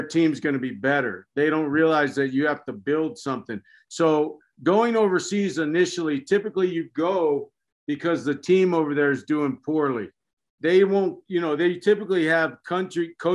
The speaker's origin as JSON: {"language": "English", "country": "United States", "also_born_or_lived": "Saudi Arabia", "moved": "as an adult", "said": "I'm an American"}